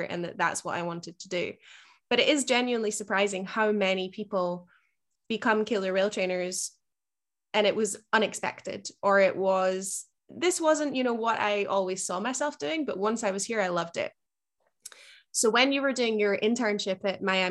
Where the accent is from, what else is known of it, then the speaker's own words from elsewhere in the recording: Scotland, United Kingdom; moved away; I definitely did not grow up in South Florida. you know, rainy Scotland is about as far from that as you can get